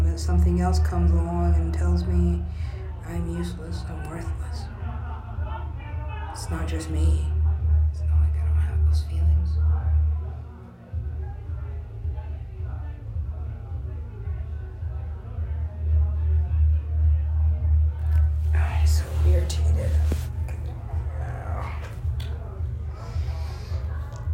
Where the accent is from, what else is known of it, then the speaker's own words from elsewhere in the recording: United States; moved away; I'm American, I look American